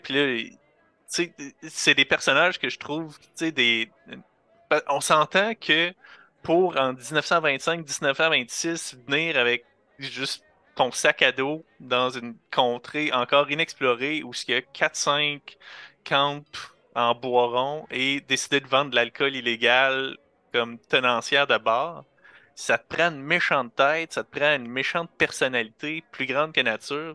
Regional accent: Rouyn-Noranda, Quebec, Canada

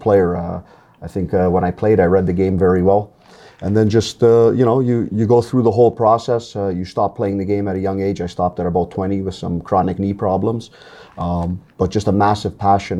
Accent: Toronto, Ontario, Canada; just being at the parks down in East York. That's where I grew up in Toronto

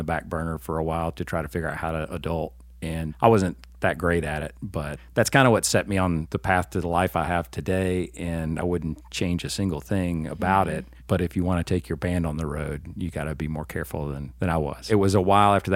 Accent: Chattanooga, Tennessee, United States; also born or lived in Sewanee, Tennessee; I was born and raised in Hickson

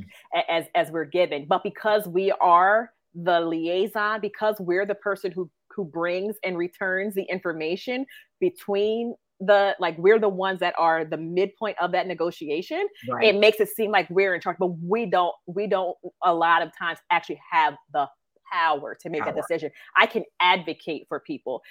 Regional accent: New Jersey, United States; I'm from South Jersey

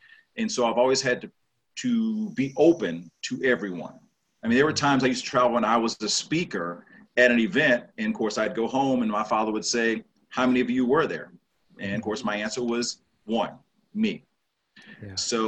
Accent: Shreveport, Louisiana, United States; moved away; also born or lived in Arkansas / Texas; I grew up in the South, in Shreveport, Louisiana.

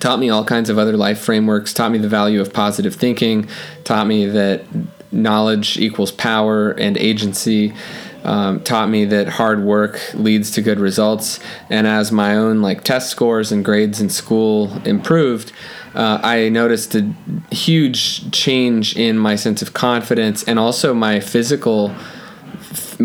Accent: Los Angeles, California, United States; I grew up in Los Angeles

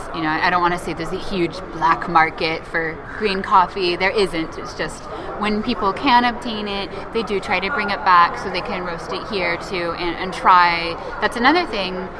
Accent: Seattle, Washington, United States; moved away as an adult; also born or lived in England; now in Brazil; my, my hometown, Seattle

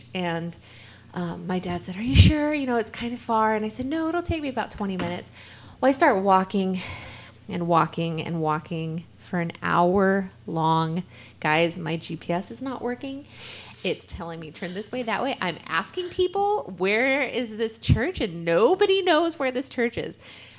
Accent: the Bible Belt, United States; growing up in the Bible Belt

